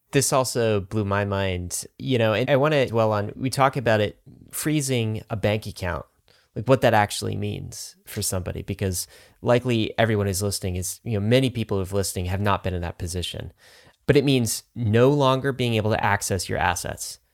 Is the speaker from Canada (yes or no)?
yes; Canada; I was actually born in Canada. I grew up in Canada.